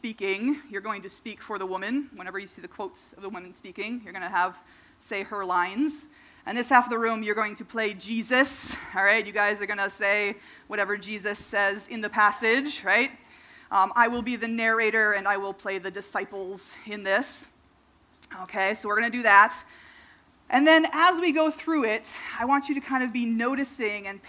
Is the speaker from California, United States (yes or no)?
no; Minnesota, United States; when I was a kid, I grew up in Minnesota